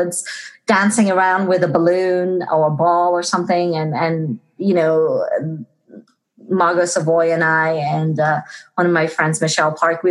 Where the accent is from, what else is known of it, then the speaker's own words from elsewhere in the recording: Liverpool, North West England, United Kingdom; moved away; I'm originally from England, if you didn't know. And I'm from Liverpool.